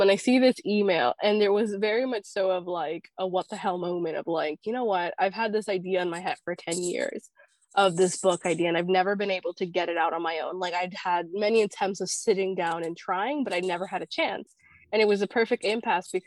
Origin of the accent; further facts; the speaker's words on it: Miami, Florida, United States; I'm from Miami, Florida, currently moving to Washington, D.C., so that'll change soon.